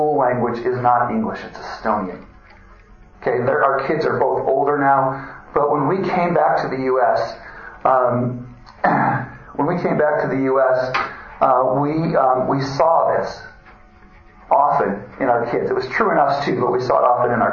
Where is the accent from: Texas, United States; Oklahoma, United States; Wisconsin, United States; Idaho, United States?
Wisconsin, United States; moved away as an adult; also born or lived in Louisville; I grew up in Wisconsin